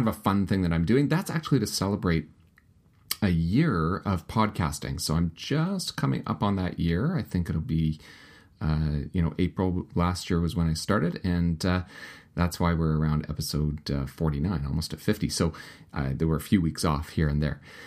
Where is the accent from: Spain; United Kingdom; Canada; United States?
Canada; Winnipeg, Manitoba; also happens to be a pastor in Winnipeg, my hometown